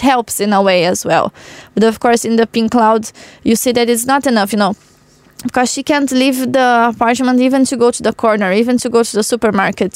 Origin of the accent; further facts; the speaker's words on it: Porto Alegre, Rio Grande do Sul, Brazil; Porto Alegre, in my hometown, is in the south of Brazil.